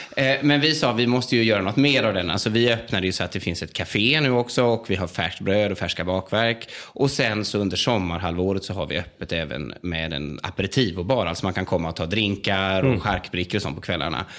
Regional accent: Västergötland, outside Jönköping, Västra Götaland, Sweden; moved away as an adult; now in Italy; jag är född och uppvuxen eh, i Västergötland, ja. utanför Jönköping

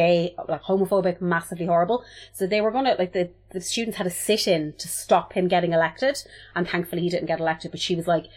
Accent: Multyfarnham, Leinster, Ireland; where I'm from Multifarnham in Longford

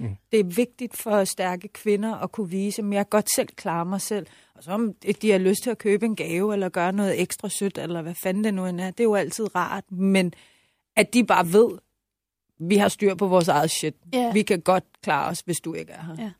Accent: Iran; now in Denmark; jeg sagde, at jeg var iraner, men boede i Danmark

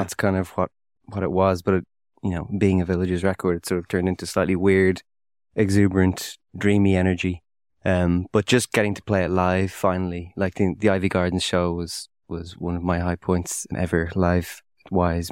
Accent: Dún Laoghaire, Leinster, Ireland; I grew up with around the Dunleary area

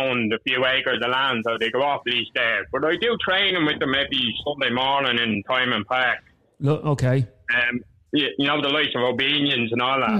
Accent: Dublin, Leinster, Ireland; now in Lucan, Ireland; I'm originally from Milltown. Well, not Milltown, Churchtown

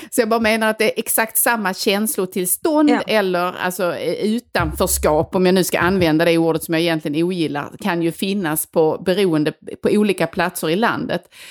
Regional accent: Helsingborg, Skåne, Sweden; accent: Helsingborg; moved away; där jag kommer ifrån, som jag berättade mycket om i det här landsbygdsavsnittet, som verkligen, verkligen är på landet

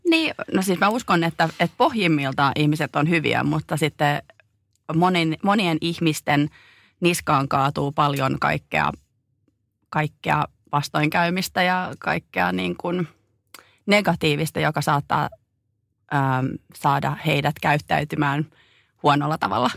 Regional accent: Finland; moved away as an adult; Mä tulin takaisin Suomeen

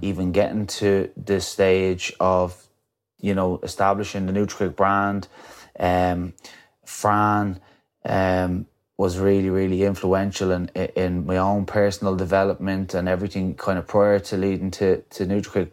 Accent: County Wicklow, Ireland; coming from my hometown

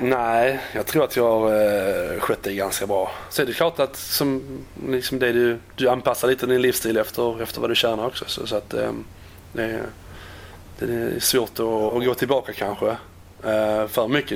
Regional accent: Landskrona, Skåne, Sweden; moved away as an adult; also born or lived in Netherlands; now in West Bromwich, United Kingdom; lämnade Landskrona i Skånes, uh, det var väl en 12-13 år sedan

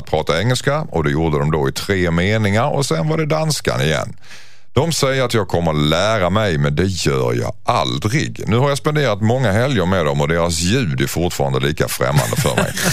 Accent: Skåne, Sweden; jag är ju skåning

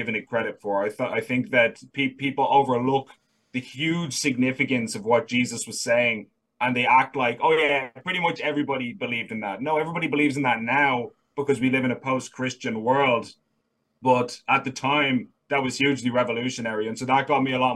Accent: Dublin, Leinster, Ireland; I was born in Ireland, born and raised in Dublin

